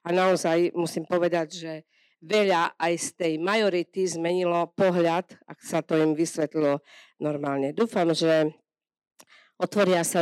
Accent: Tomášovce, Slovakia; u nás v Tomášovciach

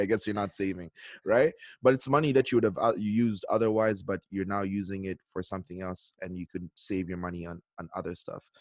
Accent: Canada; moved away as an adult; now in South Korea; I'm in South Korea. But, you know, I am Canadian

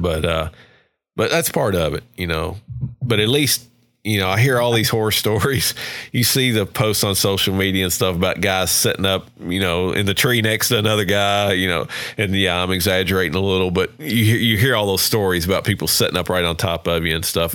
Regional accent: Kentucky, United States; now in Georgia, United States; I grew up in Kentucky

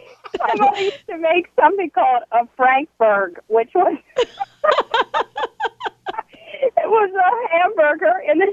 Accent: Philadelphia, Pennsylvania, United States; I'm from Pennsylvania. I'm from Philly

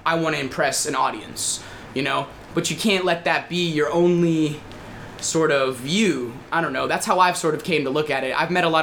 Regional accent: Virginia Beach, Virginia, United States; I come from Virginia Beach.

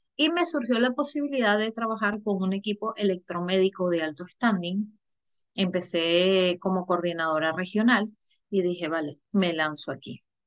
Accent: Venezuela; moved away as an adult; yo soy de Venezuela

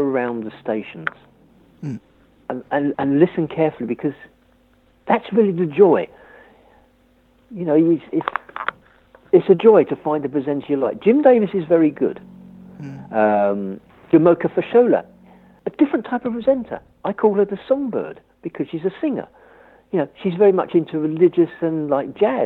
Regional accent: London, United Kingdom; I don't have an accent. I'm from London.

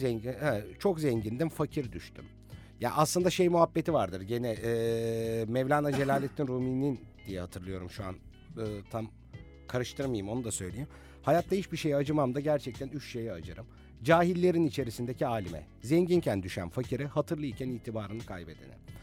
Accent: Bursa, Turkey; Bir Bursalı olarak

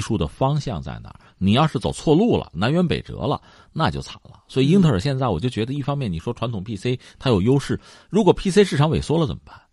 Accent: China; 我作为一个中国人没有去玩过

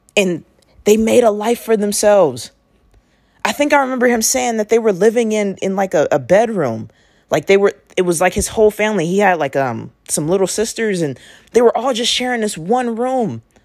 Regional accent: Oakland, California, United States; I grew up in Oakland, California

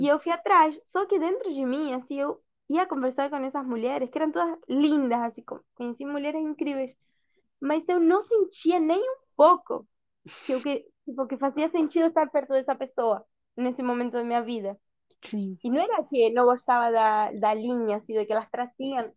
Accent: Buenos Aires, Argentina; Portuguese is a second language; moved away as an adult; also born or lived in Brazil; now in Algarve, Portugal; eu sou da Argentina, da Argentina, Buenos Aires.

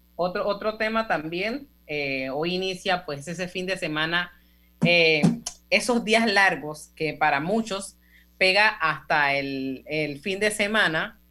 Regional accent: Panama; todos como panameños

